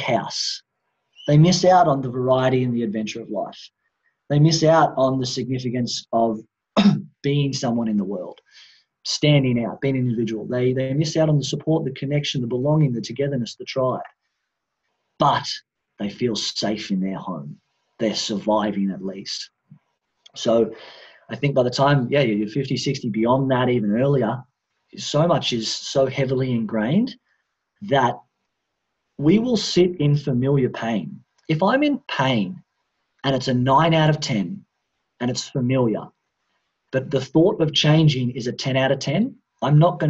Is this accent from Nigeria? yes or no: no; Australia; now in Bali, Indonesia; I grew up in Australia, Australian Western society.